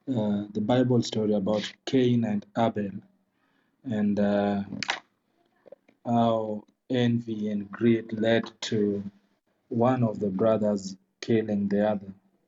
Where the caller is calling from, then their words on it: Kisumu, Kisumu County, Kenya; I'm joining from Kisumu, Kenya.